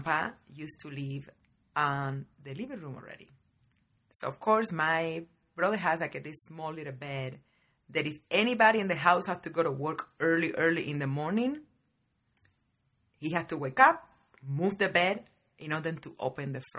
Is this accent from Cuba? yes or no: yes; Varadero, Matanzas, Cuba; now in United States; born and raised in Cuba, in a little tiny town called Varadero